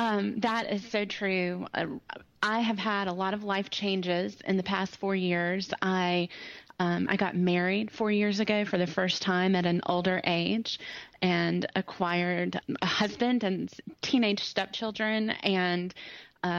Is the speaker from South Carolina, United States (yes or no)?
yes; Greenville, South Carolina, United States; also born or lived in Ohio; Oh, I'm from Greenville, South Carolina. My accent, I was born in Ohio, so this accent was developed, but I've lived in Greenville for a long time now, 30-something years on and off.